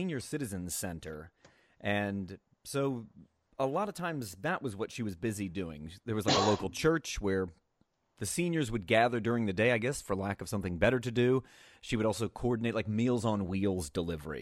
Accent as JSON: {"language": "English", "town": "Reading", "region": "Pennsylvania", "country": "United States", "tie": "born or raised there", "also_born_or_lived": "Pittsburgh", "said": "I grew up in Eastern Pennsylvania. So I'm from Reading, a small sleepy suburb of Reading called West Lawn."}